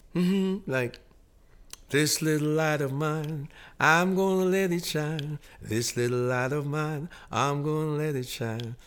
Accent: Montego Bay, Saint James, Jamaica; now in Toronto, Canada; a young man growing up in Monteaguay, Jamaica

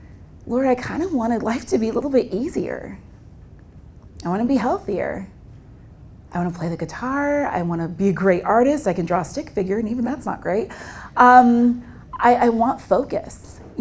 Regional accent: Nigeria; if you're calling me out of ministry, I'm Nigerian.

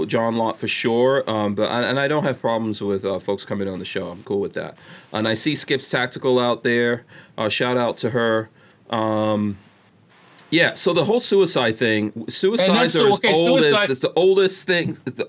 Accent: New York City, New York, United States; moved away; I grew up in New York City, and I worked in Manhattan

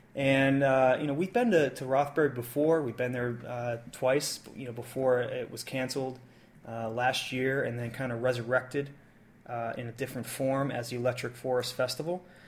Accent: United States; I'm not French. I'm American

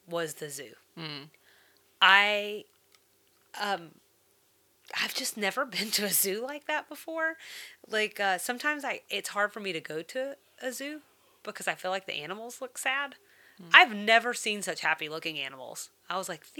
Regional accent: the South, United States; as a Southerner

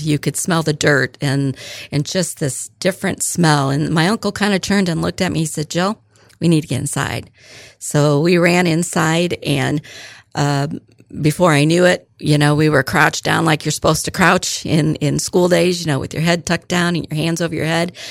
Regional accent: Fairbury, Illinois, United States; I was born and raised in Fairbury, Illinois, so not too far, a little bit north and east of here

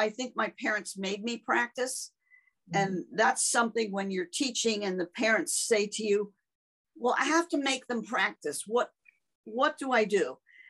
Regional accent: Pennsylvania, United States; In Berks County.

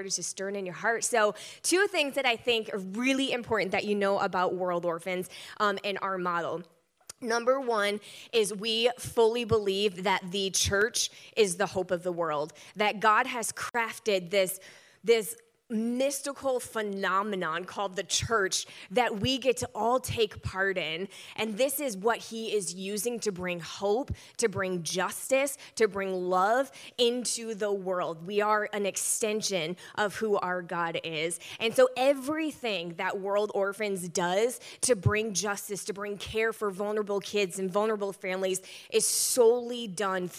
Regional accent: Michigan, United States; I'm from Michigan

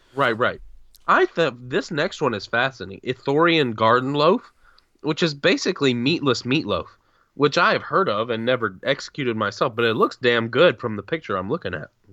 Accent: the South, United States; I'm, just as a Southerner

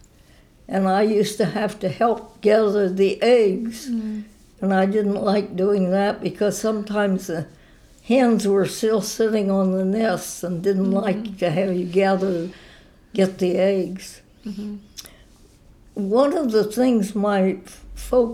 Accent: Denison, Kansas, United States; moved away as an adult; now in Beaver Falls, Pennsylvania, United States; I was born in Denison, Kansas. My parents were farmers in Denison. We had a small 80-acre farm there, and I lived in Denison, Kansas until I came to college

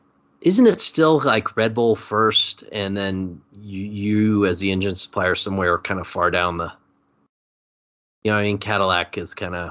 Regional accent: Germany; English is a second language; Born bred German, right? Yeah.

